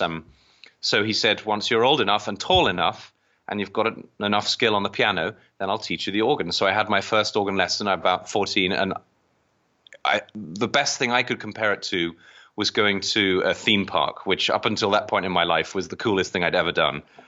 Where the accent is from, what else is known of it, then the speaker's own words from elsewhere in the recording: England, United Kingdom; moved away as an adult; now in United States; I was born across in the British part, across the, the pond in, um, in England. Um, I came to the U S, um, just over twelve years ago.